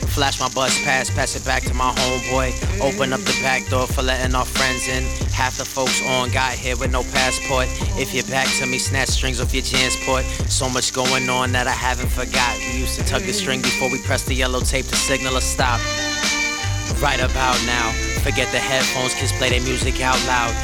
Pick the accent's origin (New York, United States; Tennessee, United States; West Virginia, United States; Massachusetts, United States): New York, United States; New York City; also born or lived in Corona, Queens / Sunnyside, Queens / Jamaica, Queens / Sunset Park, Brooklyn; I come from Elmhurst, Queens. But I lived in Corona, Queens, Sunnyside, Queens, Jamaica, Queens, all over Queens.